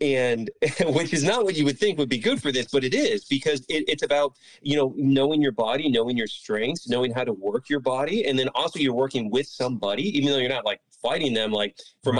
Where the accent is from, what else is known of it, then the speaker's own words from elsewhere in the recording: Palm Bay, Florida, United States; also born or lived in Miami, Florida; I'm from Palm Bay, Florida. That's where I was born and raised.